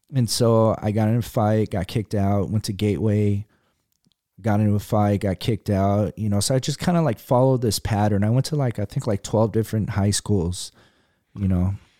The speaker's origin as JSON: {"language": "English", "town": "Fresno", "region": "California", "country": "United States", "tie": "born or raised there", "also_born_or_lived": "Berkeley, California"}